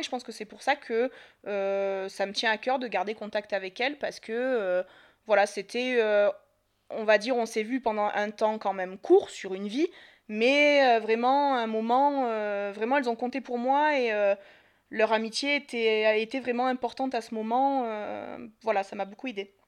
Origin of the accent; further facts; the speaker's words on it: Marseille, Provence-Alpes-Côte d'Azur, France; moved away as an adult; j'ai 32 ans, je suis de Marseille